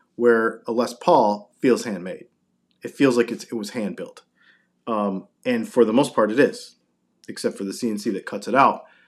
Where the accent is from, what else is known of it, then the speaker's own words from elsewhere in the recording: Augusta, Georgia, United States; I'm from Augusta, Georgia